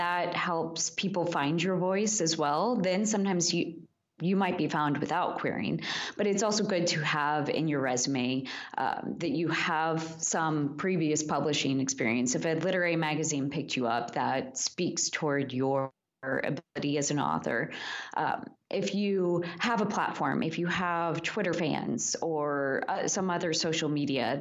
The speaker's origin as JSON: {"language": "English", "region": "Midwest", "country": "United States", "also_born_or_lived": "Kansas", "said": "I'm from the Midwest"}